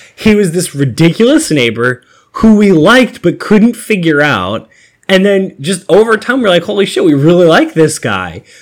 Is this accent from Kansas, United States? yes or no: no; Massachusetts, United States; I'm from Massachusetts